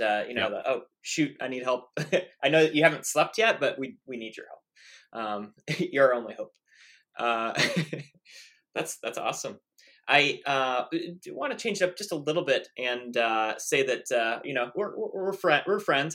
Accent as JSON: {"language": "English", "town": "Columbus", "region": "Ohio", "country": "United States", "tie": "born or raised there", "said": "I, was born in Columbus, Ohio"}